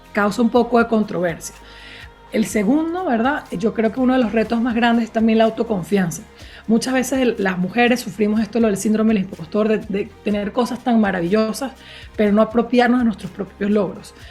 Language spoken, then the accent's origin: Spanish; Venezuela; soy de Venezuela